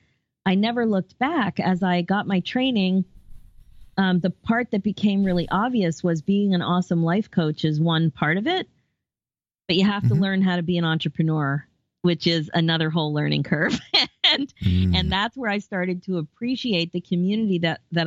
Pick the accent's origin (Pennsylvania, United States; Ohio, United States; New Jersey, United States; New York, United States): Pennsylvania, United States; Philadelphia; now in Toronto, Canada; I'm originally from the Philadelphia area